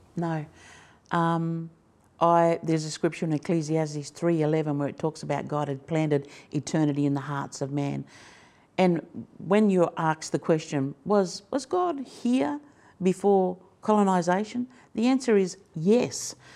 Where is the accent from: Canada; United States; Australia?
Australia; Fingal Head, New South Wales; just over the river is a place called Fingal Head. That's where I grew up